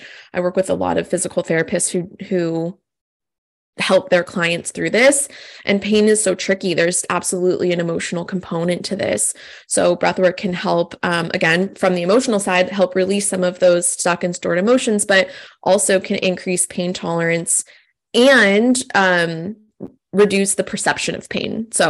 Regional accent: California, United States; I think I'm originally from California, and like this style of breath work, these classes are like everywhere. And like now I'm on the East Coast

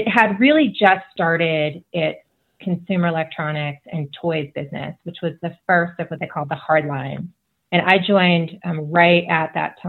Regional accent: Chicago, Illinois, United States; moved away as an adult; also born or lived in Seattle area / Montana; I grew up in the Chicago area where, you know, you can see for miles and miles because it's so flat

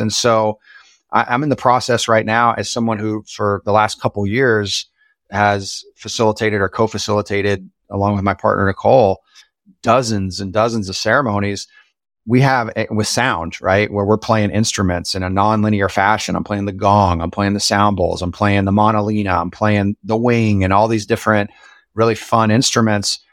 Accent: Springfield, Missouri, United States; I grew up in Springfield, Missouri

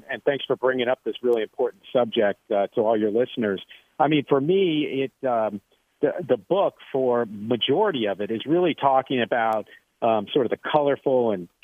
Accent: United States; as an American

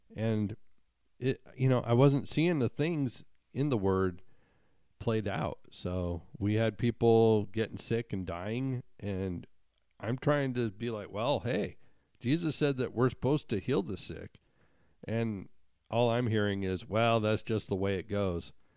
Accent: Montana, United States; growing up in Montana

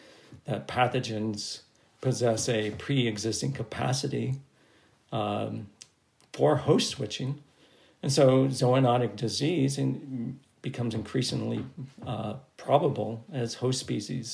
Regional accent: United States; as an American

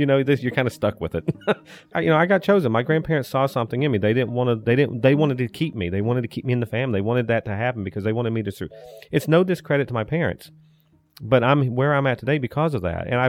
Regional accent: Andrews, North Carolina, United States; accent: Southern; moved away as an adult; now in Taunton, United States; I was born and raised in Andrews, North Carolina, which is over in the western part of the state, out in the Cherokee County

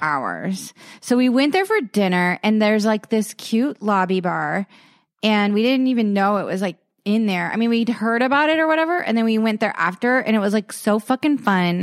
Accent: East Coast, United States; now in Los Angeles, United States; I grew up on the East Coast

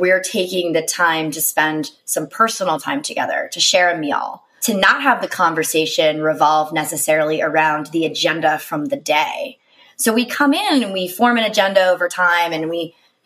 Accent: East Coast, United States; now in San Francisco, United States; I'm from the East Coast

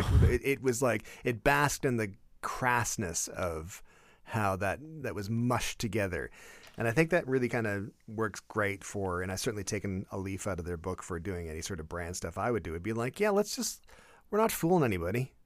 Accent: Canada; as a Canadian

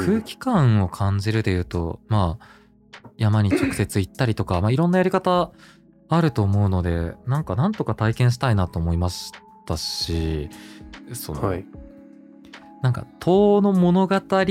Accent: Hokkaido, Japan; moved away; also born or lived in Tokyo; 自分が北海道出身なんですね

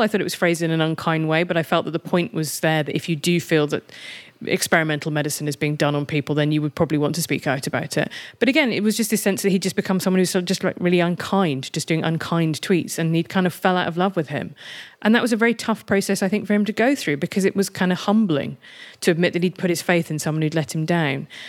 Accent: United Kingdom; I'm British and European rather than American

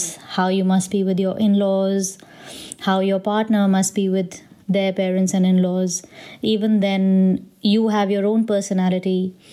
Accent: India; being from an Indian family

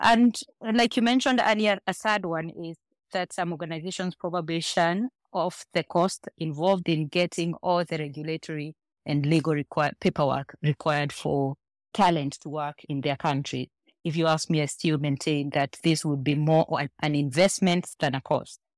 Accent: Kenya; moved away as an adult; now in Nigeria; I am Kenyan, but consider myself probably half Nigerian, given how well assimilated I have been in Nigeria

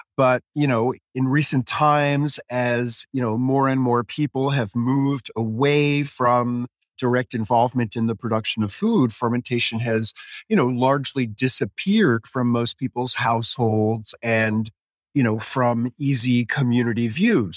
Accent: New York City, New York, United States; I grew up in New York City, on the Upper West Side

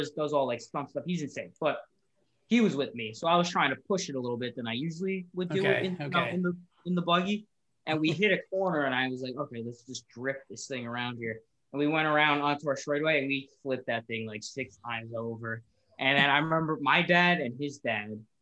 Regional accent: West Caldwell, New Jersey, United States; Originally from Essex County, and okay. Then like West Caldwell and everything. And then after 9/11, my family moved out more to the country

